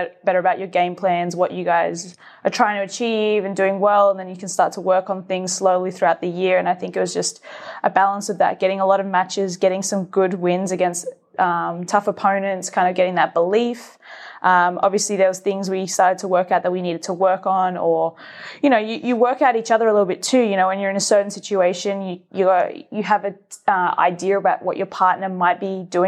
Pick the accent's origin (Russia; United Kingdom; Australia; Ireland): Australia; also born or lived in Georgia, United States / Melbourne; Being Australian